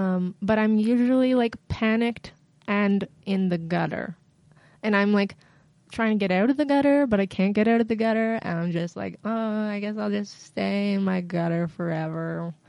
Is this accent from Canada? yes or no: yes; Peterborough, Ontario, Canada; also born or lived in Barrie / Halifax; I lived in Peterborough and in Barrie. And I did a lot of growing up in Halifax. I moved to Halifax when I was 18